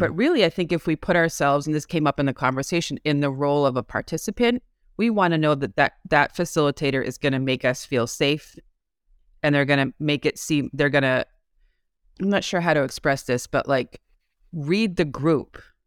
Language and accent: English; Massachusetts, United States; I'm from Massachusetts.